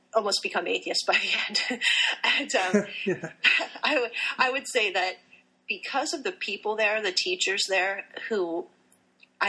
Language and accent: English; Pennsylvania, United States; also born or lived in Puerto Rico; I was raised in Pennsylvania